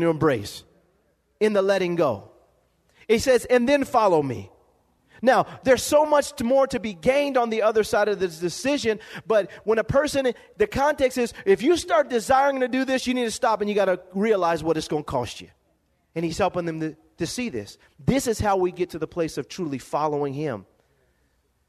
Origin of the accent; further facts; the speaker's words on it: Lompoc, California, United States; growing up in Lompoc, California, living in a one-bedroom home, apartment